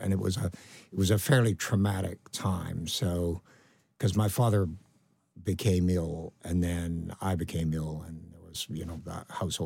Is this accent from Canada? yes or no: yes; Canada; accent: Canadian; moved away as an adult; now in United Kingdom; I've got quite a strong Canadian accent